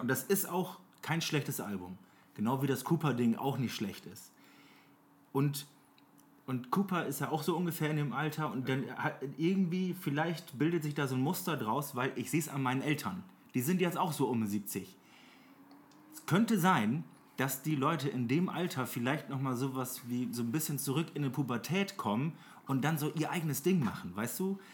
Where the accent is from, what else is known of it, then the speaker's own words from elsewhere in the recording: Oldenburg, Lower Saxony, Germany; bei uns in Oldenburg